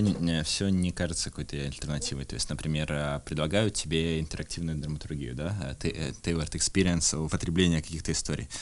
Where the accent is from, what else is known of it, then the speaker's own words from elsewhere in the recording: Irkutsk, Irkutsk Oblast, Russia; я из Иркутска